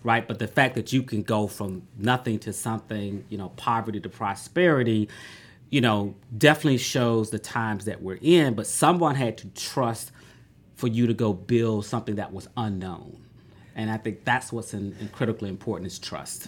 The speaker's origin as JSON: {"language": "English", "town": "Atlanta", "region": "Georgia", "country": "United States", "tie": "born or raised there", "said": "I grew up in Southwest Atlanta"}